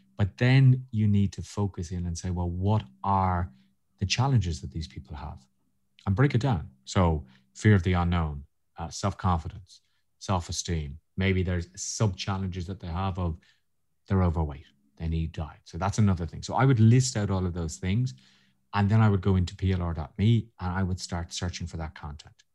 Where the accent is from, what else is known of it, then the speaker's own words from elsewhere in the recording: Ireland; being Irish